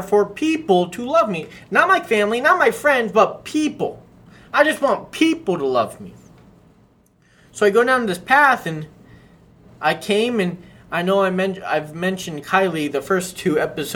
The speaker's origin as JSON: {"language": "English", "town": "Scottsdale", "region": "Arizona", "country": "United States", "tie": "born or raised there", "said": "So I grew up in Scottsdale, and I grew up around a majority of wealthy kids."}